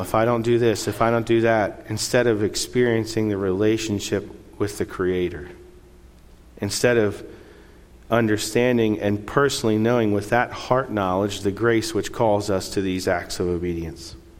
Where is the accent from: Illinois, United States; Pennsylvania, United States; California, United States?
Pennsylvania, United States; Lancaster County; moved away as an adult; also born or lived in Chile; now in San Jose, Costa Rica; where I grew up in Lancaster County, a lot of people believe in God